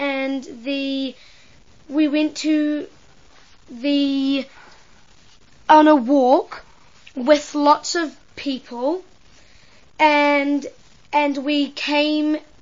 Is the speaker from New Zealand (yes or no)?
yes; New Zealand; I'm 11 years old, and I'm from New Zealand